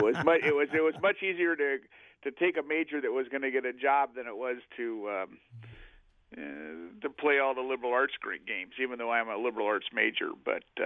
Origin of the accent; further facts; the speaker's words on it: Oregon, United States; I grew up in Oregon.